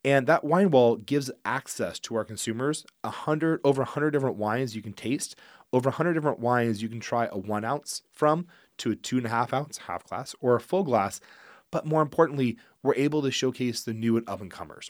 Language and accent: English; Geyserville, California, United States; also born or lived in Healdsburg, California; I actually was raised in Geyserville